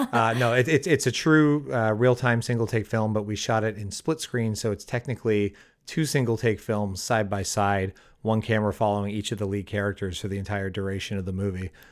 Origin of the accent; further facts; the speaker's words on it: Windsor, Ontario, Canada; moved away as an adult; now in Los Angeles, United States; my hometown's Windsor